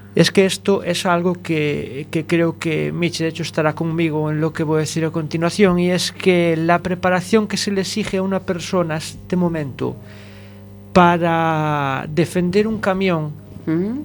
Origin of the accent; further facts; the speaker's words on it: Malpica de Bergantiños, Galicia, Spain; allá en mi tierra, allá en Malpica